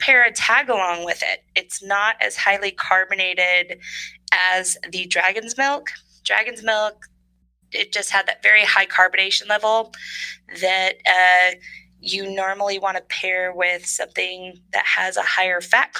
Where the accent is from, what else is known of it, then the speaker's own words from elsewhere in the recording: Northern California, United States; moved away; I'm from Northern California